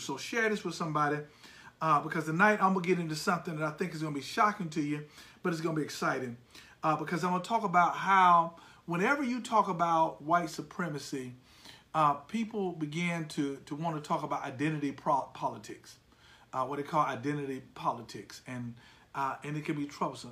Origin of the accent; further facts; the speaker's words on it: United States; I am an American uh, to my core.